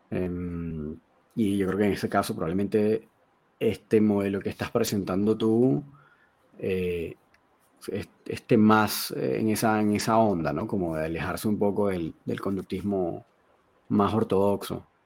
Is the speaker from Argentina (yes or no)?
no; South Korea; Spanish is a second language; pero yo soy coreano, cacho, claro.